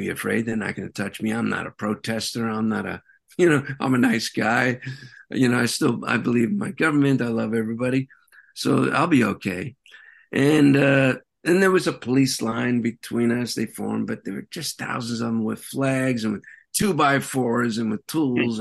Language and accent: English; New York City, New York, United States; I'm a New Yorker